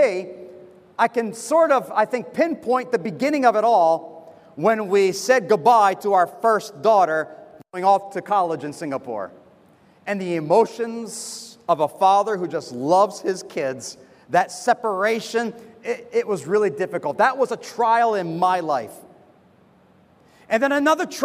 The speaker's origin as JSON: {"language": "English", "country": "United States", "moved": "as an adult", "lives_now": "Semarang, Indonesia", "said": "being a foreigner, you know, I'm from America."}